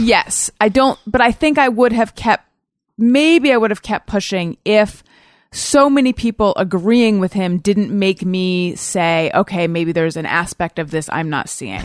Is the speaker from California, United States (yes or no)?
yes; Orange County, California, United States; also born or lived in Oakland; I was born in Oakland and we lived there for like a year and then we moved down to Orange County